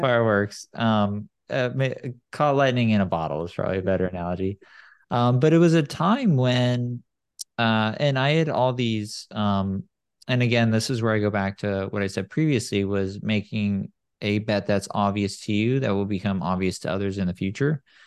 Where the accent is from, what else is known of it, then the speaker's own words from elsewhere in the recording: San Clemente, California, United States; now in Silicon Valley, United States; I grew up in San Clemente